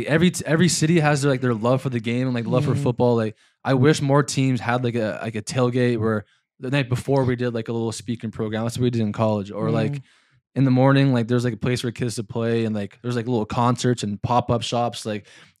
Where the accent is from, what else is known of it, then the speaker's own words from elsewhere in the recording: Winnipeg, Manitoba, Canada; moved away as an adult; also born or lived in Ohio / North Dakota / Minneapolis / Georgia; now in Hamilton, Canada; Two, it was against Winnipeg, my hometown.